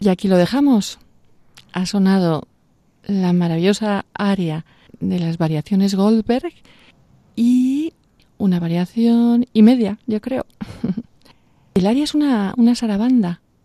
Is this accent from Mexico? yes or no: no; Vera de Bidasoa, Navarre, Spain; en Navarra, de mi pueblo